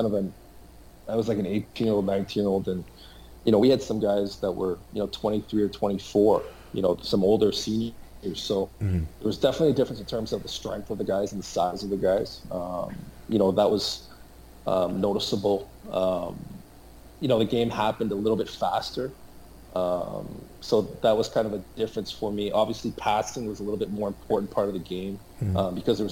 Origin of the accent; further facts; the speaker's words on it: Toronto, Ontario, Canada; also born or lived in New Haven, Connecticut; being an American and growing up in Canada, I always kind of wanted to kind of come back to the U.S.